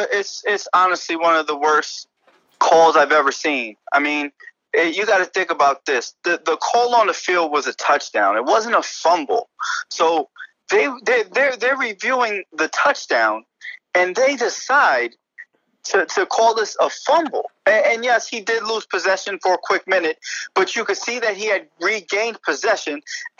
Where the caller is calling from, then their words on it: Bronx, New York, United States; I'm calling in from Billy's in the Bronx, right by the stadium.